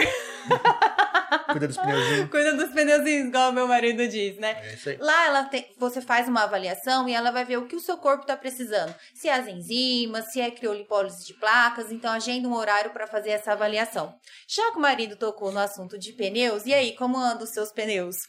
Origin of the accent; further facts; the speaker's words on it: Dracena, São Paulo, Brazil; eu, de Dracena, interior de São Paulo